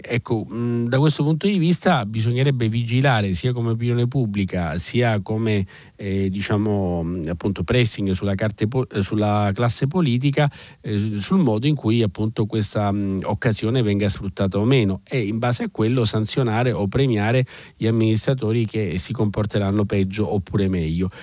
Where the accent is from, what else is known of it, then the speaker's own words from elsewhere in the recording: Sicily, Italy; da siciliano, ma da italiano direi